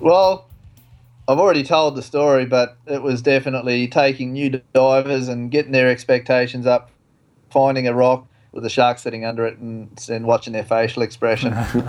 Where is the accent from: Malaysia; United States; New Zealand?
New Zealand; now in Australia; I am a Kiwi, so I've never found North Queensland cold, so I've never had a wetsuit.